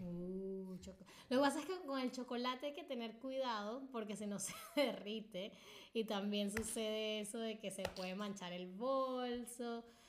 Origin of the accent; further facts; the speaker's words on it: Venezuela; nosotros le decimos, yo uh, en Venezuela le diría